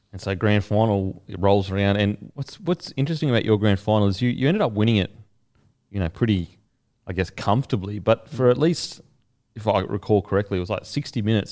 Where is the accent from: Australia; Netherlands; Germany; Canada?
Australia; Queensland; as a Queenslander